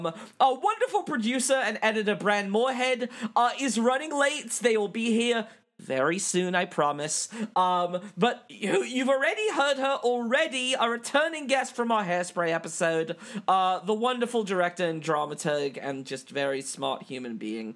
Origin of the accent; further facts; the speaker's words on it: England, United Kingdom; I'm English.